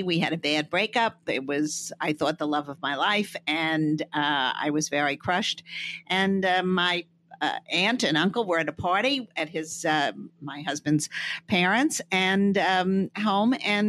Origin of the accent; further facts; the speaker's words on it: Westchester, New York, United States; now in New York City, United States; And I grew up in Westchester, got married at the age of 21 and lived in New York City and have lived, we're married 57 years and we're basically living in the same area we've lived for 57 years.